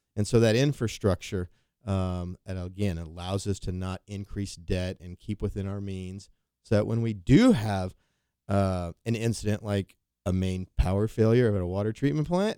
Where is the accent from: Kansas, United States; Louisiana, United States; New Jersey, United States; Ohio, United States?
Kansas, United States; Wichita; I was from Wichita